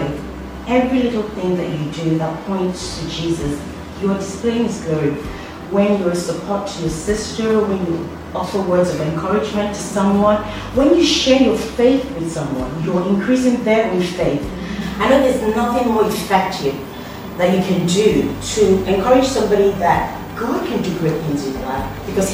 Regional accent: Nigeria; now in Rome, Italy; I'm from Nigeria

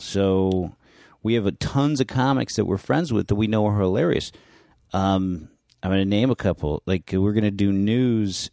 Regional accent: San Francisco, California, United States; I grew up in San Francisco in North Beach

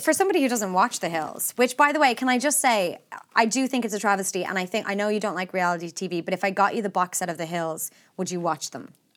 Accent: Ireland; as Irish people

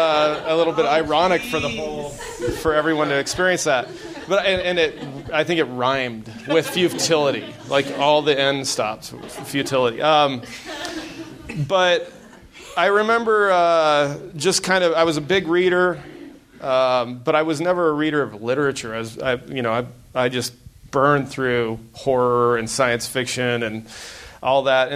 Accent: Wyoming, United States; I grew up in Wyoming

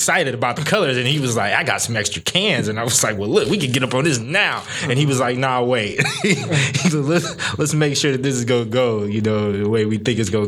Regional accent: Sacramento, California, United States; I'm from Sacramento.

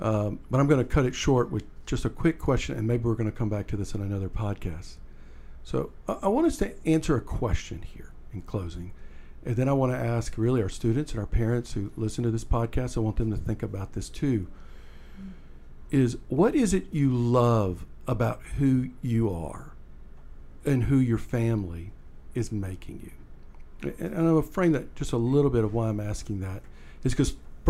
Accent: Deep South, United States; And so for me, I am from the Deep South, and there's a lot in that that I don't like.

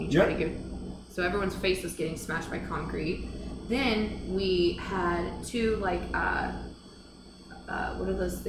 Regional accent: Houston, Texas, United States; also born or lived in Casper, Wyoming; I grew up in Houston.

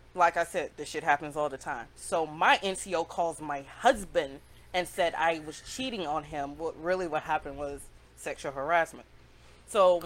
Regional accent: Greenwood, South Carolina, United States; moved away as an adult; I'm from upstate South Carolina. Yeah. Okay. Shout out to Greenwood. Okay. Like that's my hometown

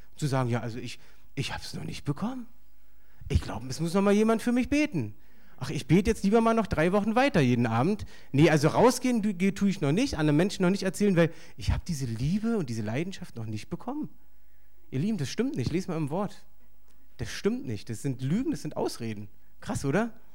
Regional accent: Berlin, Germany; ich bin hier aufgewachsen in Berlin

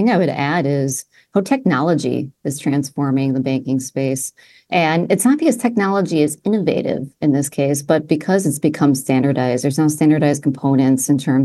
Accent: Midwest, United States; I grew up in the Midwest.

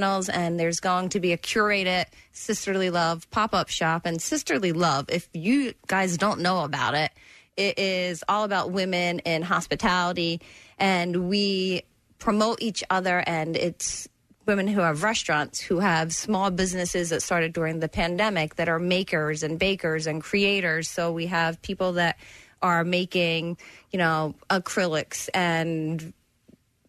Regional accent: Philadelphia, Pennsylvania, United States; I grew up in Northeast Philly

